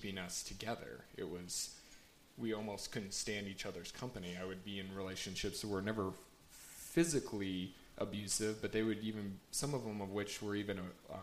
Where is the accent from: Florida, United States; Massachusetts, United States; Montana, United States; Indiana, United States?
Montana, United States; Bozeman; I'm from Bozeman